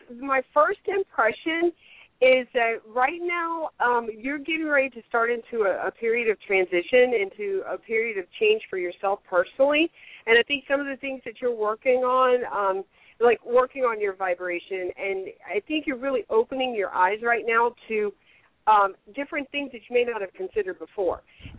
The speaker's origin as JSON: {"language": "English", "region": "the Bible Belt", "country": "United States", "tie": "born or raised there", "said": "I mean, I grew up in the Bible Belt. I grew up a Christian."}